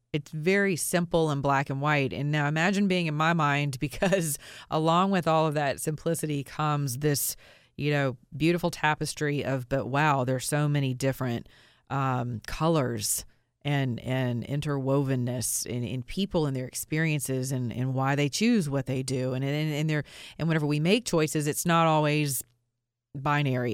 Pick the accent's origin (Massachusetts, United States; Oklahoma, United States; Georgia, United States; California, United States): Georgia, United States; I'm from Georgia